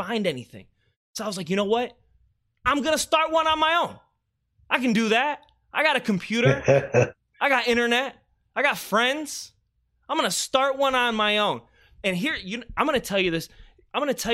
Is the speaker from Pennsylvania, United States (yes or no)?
no; Beaufort, South Carolina, United States; moved away; where I'm from in the small town of Beaufort, South Carolina